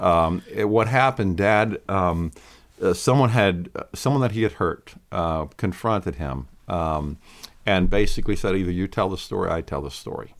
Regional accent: Lancaster County, Pennsylvania, United States; I grew up in Lancaster County, Pennsylvania

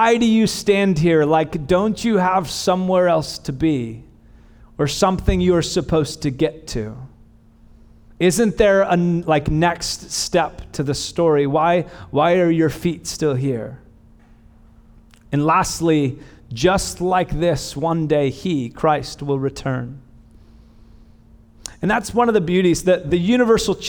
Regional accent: Bakersfield, California, United States; I'm not from the South, I'm from Bakersfield

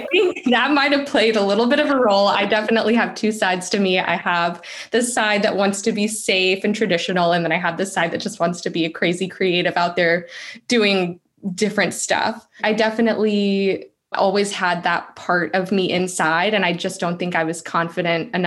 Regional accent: Raleigh, North Carolina, United States; moved away as an adult; also born or lived in Hungary; I'm from Raleigh

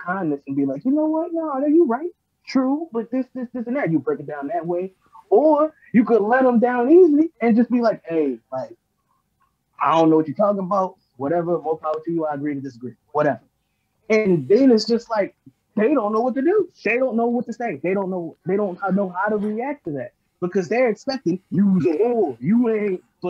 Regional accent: Baltimore, Maryland, United States; I'm from Baltimore.

